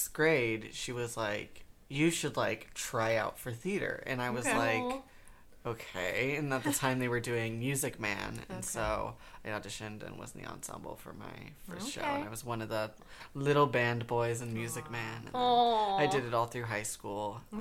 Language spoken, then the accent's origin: English; Dayton, Ohio, United States; I'm originally from Dayton, Ohio